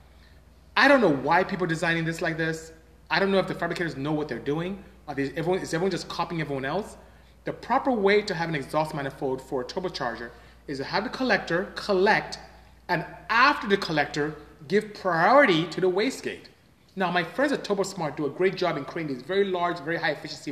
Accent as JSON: {"language": "English", "country": "Nigeria", "moved": "yes", "lives_now": "United States", "said": "I come from West Africa, from Nigeria."}